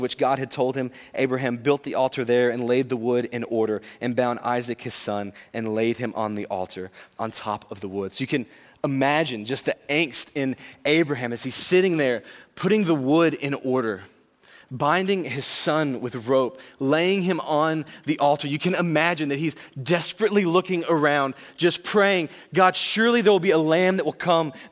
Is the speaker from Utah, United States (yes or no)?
no; Louisiana, United States; I know I'm from Louisiana